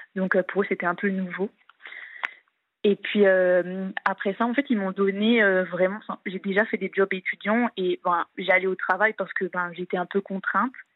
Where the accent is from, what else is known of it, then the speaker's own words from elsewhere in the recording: eastern France, France; moved away as an adult; now in Italy; je suis de l'Est de la France